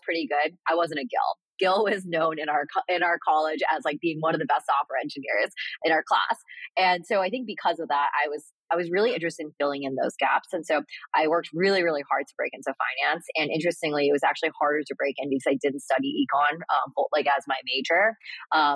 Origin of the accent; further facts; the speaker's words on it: Boston, Massachusetts, United States; moved away as an adult; also born or lived in New York; I grew up in Boston and went to school there